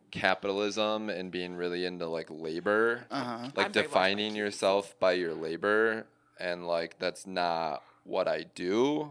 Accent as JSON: {"language": "English", "region": "California", "country": "United States", "said": "I don't know if I mentioned I'm from the Bay Area."}